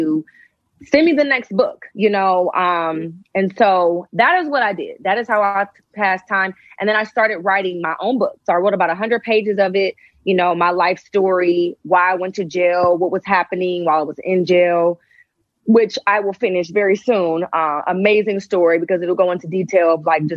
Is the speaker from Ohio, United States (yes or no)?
yes; Shaker Heights, Ohio, United States; moved away as an adult; also born or lived in Atlanta; I'm from Shaker as well. So he was going to school there when I was going to school there.